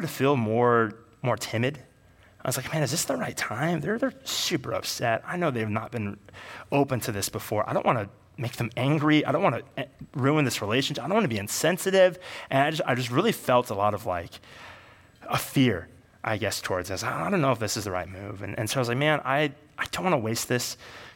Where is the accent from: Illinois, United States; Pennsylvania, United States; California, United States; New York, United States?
California, United States; Bay Area; I grew up in the Bay Area.